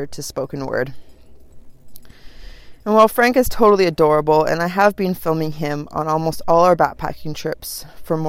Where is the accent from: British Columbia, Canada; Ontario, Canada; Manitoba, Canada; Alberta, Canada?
British Columbia, Canada; Vancouver Island; I was born in the north of British Columbia, and at a very young age, my parents moved us to Vancouver Island.